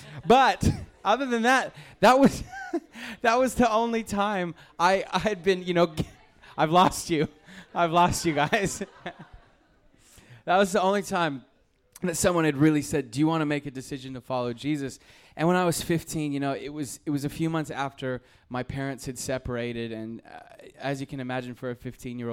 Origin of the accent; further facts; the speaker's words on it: North Idaho, United States; moved away; I grew up in North Idaho